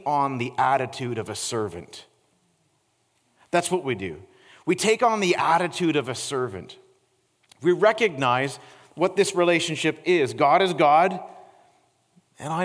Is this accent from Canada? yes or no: yes; Peterborough, Ontario, Canada; now in Niagara, Canada; this hole-in-the-wall restaurant in my hometown in Peterborough